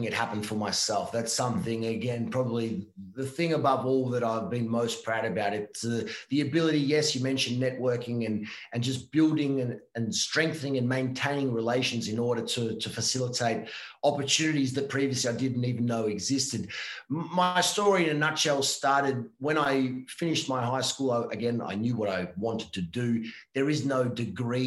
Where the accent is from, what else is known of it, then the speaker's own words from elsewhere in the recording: Victoria, Australia; moved away as an adult; now in Italy; I was born in Australia, yes, but all my family were born and raised here in Italy.